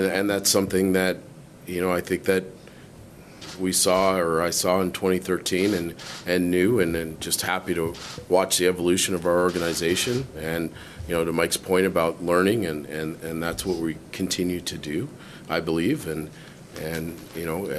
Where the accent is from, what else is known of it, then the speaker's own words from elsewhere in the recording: Canada; we're all Canadian